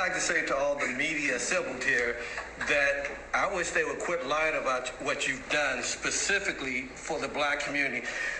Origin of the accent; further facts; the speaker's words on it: St. Louis, Missouri, United States; now in Virginia, United States; I'm from St. Louis, originally live here in Virginia.